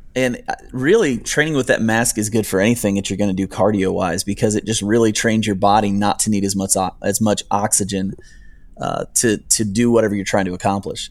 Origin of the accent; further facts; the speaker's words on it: United States; moved away as an adult; also born or lived in northern Ohio / upstate New York; now in Nicholasville, United States; actually grew up in northern Ohio and upstate New York.